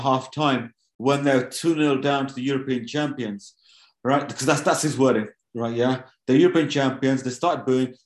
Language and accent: English; Wolverhampton, West Midlands, United Kingdom; My hometown club as well. So, you know, born in Wolverhampton.